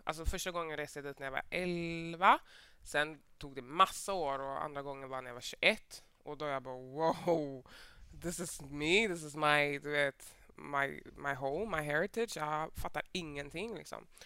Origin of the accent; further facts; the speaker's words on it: Mölndal, Västra Götaland, Sweden; jag är född och uppvuxen i Mölndal